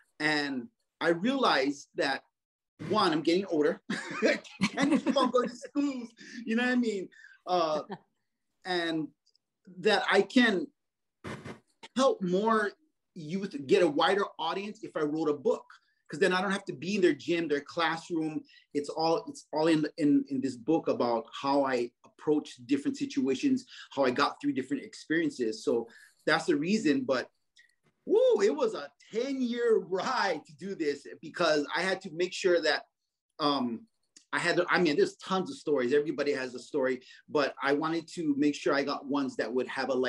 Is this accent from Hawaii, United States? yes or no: yes; Kaneohe, Hawaii, United States; I grew up in Kaneohe.